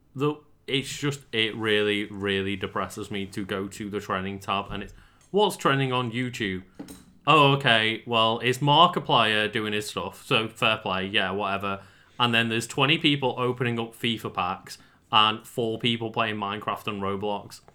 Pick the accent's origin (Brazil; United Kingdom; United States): United Kingdom; we're British